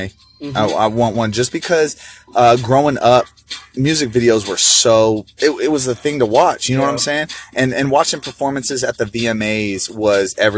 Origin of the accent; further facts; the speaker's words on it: Arizona, United States; now in California, United States; I grew up in Arizona.